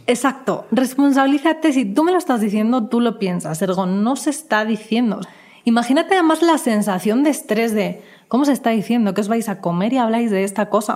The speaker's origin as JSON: {"language": "Spanish", "country": "Spain", "moved": "yes", "lives_now": "Mexico", "said": "vengo de España donde la gente es un poco más ruda"}